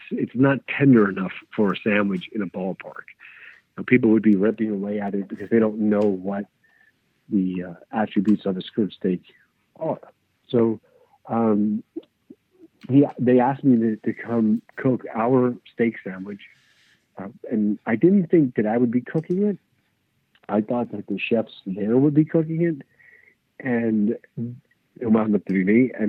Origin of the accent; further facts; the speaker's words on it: Brooklyn, New York, United States; As a kid, I'm born and raised in Brooklyn. And as a kid, I wasn't even allowed in those areas.